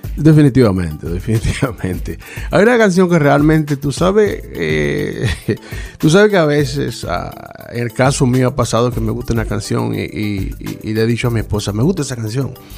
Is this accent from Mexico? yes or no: no; La Romana, Dominican Republic; also born or lived in Puerto Rico / Boston, Massachusetts; now in Rhode Island, United States; nací en la Romana, República Dominicana. Eh, emigro desde, 1977, llego a, a, Puerto Rico